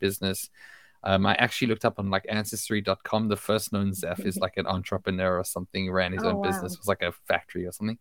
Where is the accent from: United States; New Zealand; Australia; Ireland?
Australia; moved away as an adult; also born or lived in South Africa; now in Israel; I live in Israel now. I was born in South Africa. I grew up in Australia